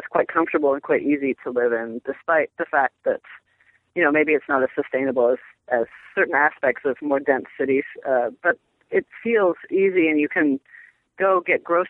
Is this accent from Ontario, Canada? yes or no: yes; Toronto, Ontario, Canada; also born or lived in Boston / New York City / Los Angeles / North Carolina; now in Arizona, United States; I grew up in Toronto, which is pretty big too